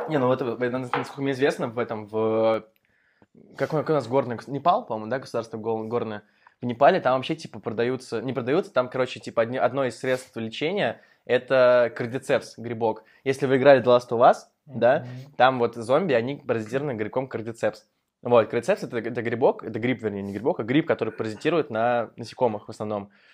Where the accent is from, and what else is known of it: Moscow, Russia